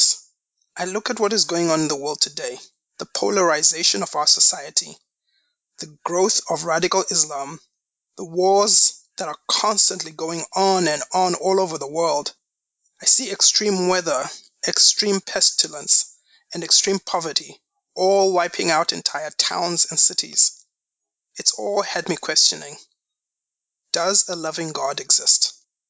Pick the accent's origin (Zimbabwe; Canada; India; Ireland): Zimbabwe; also born or lived in Vermont; now in United States; Growing up in Zimbabwe